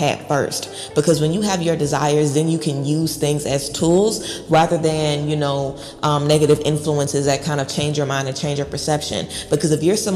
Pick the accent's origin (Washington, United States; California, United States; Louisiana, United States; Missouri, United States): Louisiana, United States; Baton Rouge; moved away; I'm from the hood, okay? I'm from Baton Rouge, Louisiana.